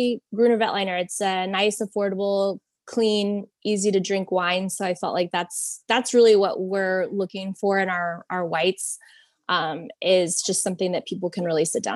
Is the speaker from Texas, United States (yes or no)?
yes; Texas, United States; a Texan living in Texas